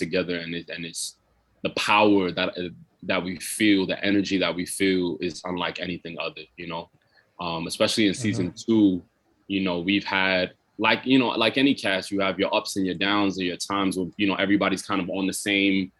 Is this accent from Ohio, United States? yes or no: no; New York City, New York, United States; I grew up in Brooklyn, so I grew up listening to a lot of rap.